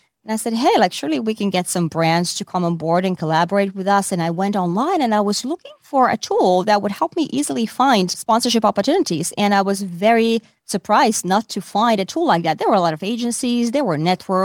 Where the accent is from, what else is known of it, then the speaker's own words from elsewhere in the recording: Finland; moved away as an adult; also born or lived in Asia; now in New York, United States; I'm originally from Finland